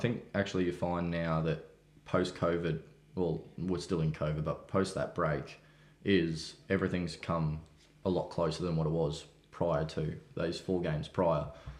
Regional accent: Stanthorpe, Queensland, Australia; born or raised there; moved away

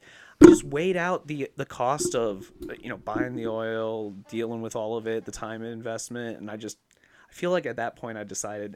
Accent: Central Illinois, United States; moved away as an adult; now in Seattle, United States; Central Illinois. You know, it was my hometown and our hometown area

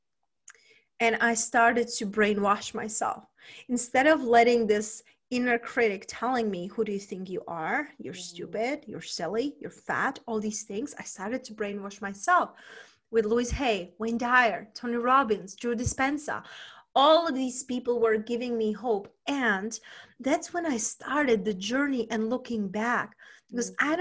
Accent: Czechia; moved away as an adult; also born or lived in London / Spain; now in United States; originally I was raised and born in Czech Republic. When I was 20, I moved to London

